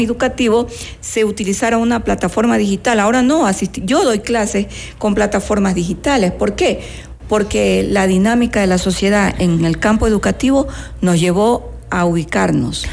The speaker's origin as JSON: {"language": "Spanish", "region": "Manabí", "country": "Ecuador", "tie": "born or raised there", "said": "manavita de la misma provincia de donde yo soy oriunda"}